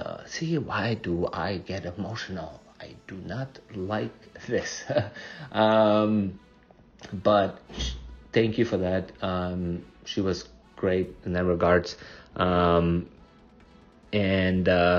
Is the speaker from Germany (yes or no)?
yes; Germany; moved away; I grew up in Germany.